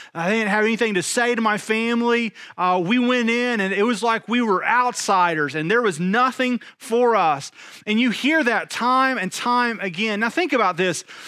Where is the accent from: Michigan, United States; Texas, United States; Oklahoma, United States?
Texas, United States; East; I'm from East Texas